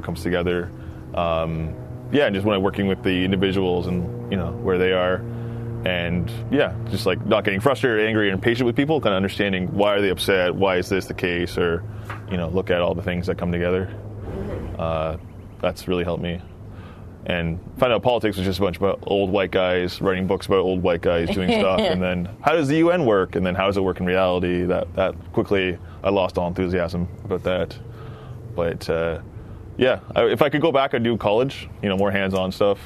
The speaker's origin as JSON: {"language": "English", "town": "Peterborough", "region": "Ontario", "country": "Canada", "tie": "born or raised there", "moved": "yes", "lives_now": "Ottawa, Canada", "said": "I grew up in Peterborough, just outside of Peterborough."}